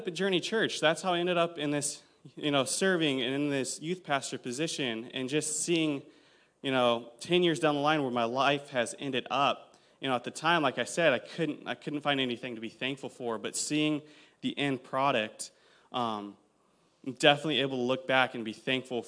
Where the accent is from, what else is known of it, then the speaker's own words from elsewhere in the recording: Citrus Heights, California, United States; I grew up in Citrus Heights.